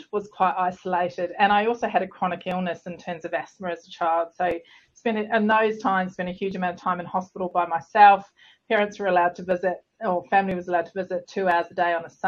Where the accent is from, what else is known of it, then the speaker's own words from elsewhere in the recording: Southland, New Zealand; moved away as an adult; also born or lived in London, United Kingdom; now in Australia; I'm a Kiwi girl. So I was born in the depths of Southland in New Zealand.